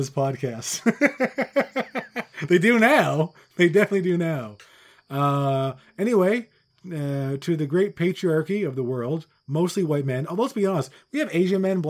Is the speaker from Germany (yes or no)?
no; Newfoundland and Labrador, Canada; now in Ontario, Canada; I grew up in Newfoundland, but I live in Ontario now. So yeah, but I'm really from here now.